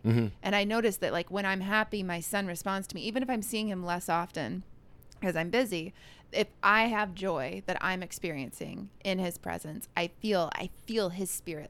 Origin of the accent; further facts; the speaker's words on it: California, United States; moved away as an adult; also born or lived in Colorado / Martha's Vineyard / Nashville / Minnesota; I like grew up in California, but I was like born in Colorado. I went to college in Nashville.